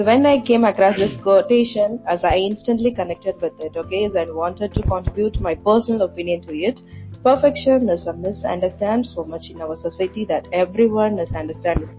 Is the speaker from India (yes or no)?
yes; Tamil Nadu, India; Tamil Nadu. Both are Tamil Nadu, South part.